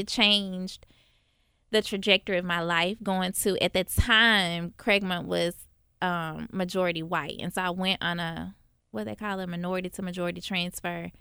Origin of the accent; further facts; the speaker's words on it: Memphis, Tennessee, United States; growing up in North Memphis